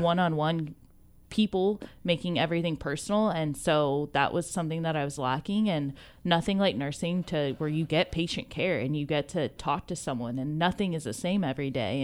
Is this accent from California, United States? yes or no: yes; Ventura, California, United States; also born or lived in Santa Paula; I grew up in Ventura County